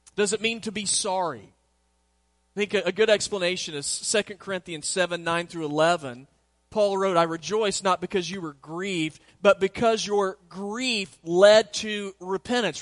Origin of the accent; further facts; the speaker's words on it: Southwest, United States; my sister's here, and we grew up in the Southwest